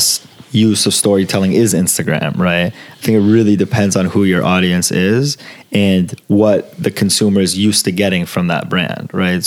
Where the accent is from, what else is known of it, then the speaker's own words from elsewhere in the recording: Los Angeles, California, United States; first language Italian and Farsi; English is a second language; also born or lived in Florence, Italy; growing up in LA, growing up around Fairfax